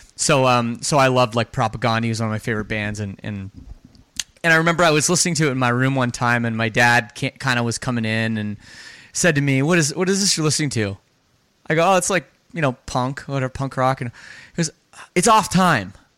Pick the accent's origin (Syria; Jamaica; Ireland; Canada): Canada; Toronto, Ontario; I'm from Canada. I grew up in the Toronto suburbs of Canada